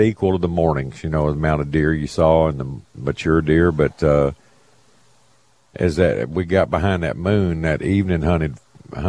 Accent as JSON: {"language": "English", "region": "the South", "country": "United States", "said": "We're from the South, man. We speak different language down here"}